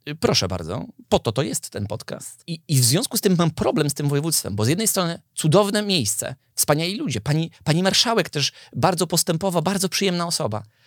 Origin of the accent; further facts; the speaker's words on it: Lubusz Voivodeship, Poland; moved away; also born or lived in Wieliczka; Lubuskie województwo